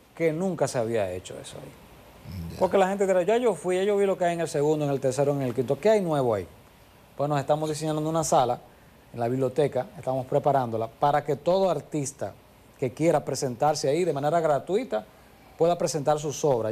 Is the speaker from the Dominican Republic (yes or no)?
yes; Santiago de los Caballeros, Santiago, Dominican Republic; todos somos aquí de Santiago